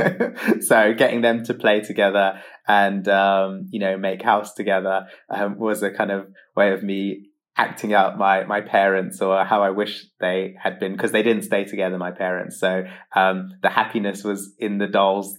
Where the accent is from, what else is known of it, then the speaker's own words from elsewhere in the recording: London, United Kingdom; I have been a mixed race gay teenager growing up in London